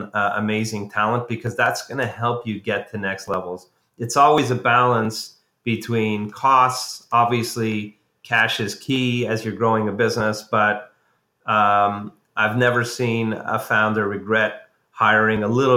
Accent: Montreal, Quebec, Canada; I'm a Canadian by background. I grew up in Montreal

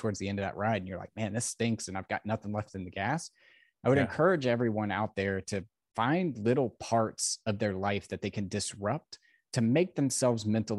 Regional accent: United States; I was born in America

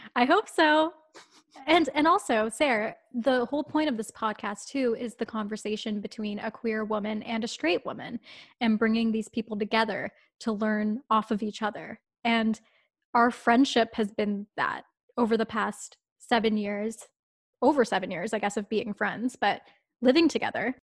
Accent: town outside of Toronto, Ontario, Canada; town outside of Toronto. Um, it's probably about an hour away. I lived there all my life. Like, I never moved as a kid.

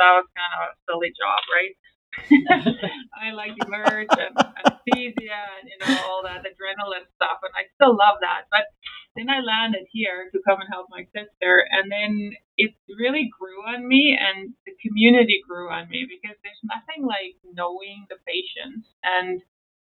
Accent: South Africa; moved away; I grew up in South Africa

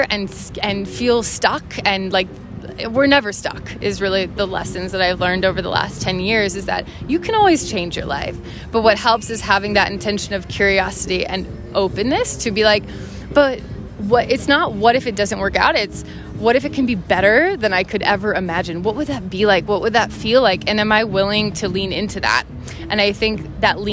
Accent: Minnesota, United States; moved away; also born or lived in Ohio; grew up in Minnesota in this like very kind of sheltered community

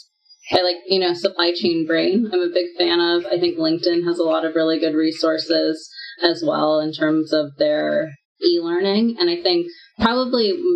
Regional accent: United States; also born or lived in Singapore / Australia; I'm American

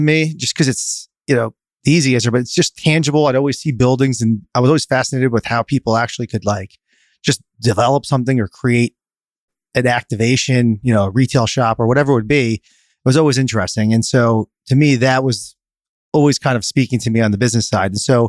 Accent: Plantation, Florida, United States; I grew up actually not far from here. I grew up in Plantation, Florida. So born and raised down here.

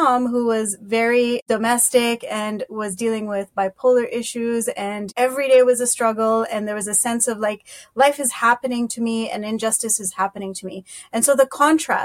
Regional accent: Kenya; moved away as an adult; now in Canada; I was born and raised in Kenya, East Africa, and I moved to Canada about 25 years ago

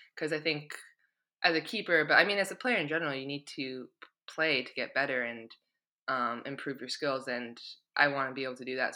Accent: Victoria, British Columbia, Canada; moved away as an adult; now in England; my hometown. Like I'm proud just to be from Victoria

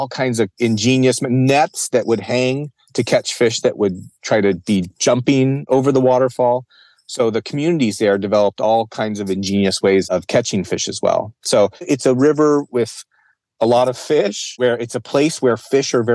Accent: Arizona, United States; I came from Arizona.

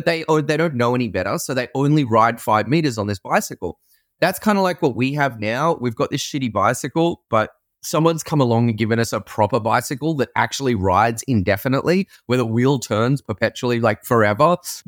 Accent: Sydney, New South Wales, Australia; moved away as an adult; also born or lived in San Francisco, United States; I'm from Sydney, Australia, and I used to live and work in San Francisco

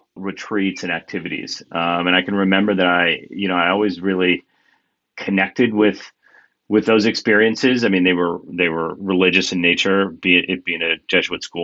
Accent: Kansas, United States; moved away as an adult; I grew up in Kansas and spent, you know, the first half of my life there.

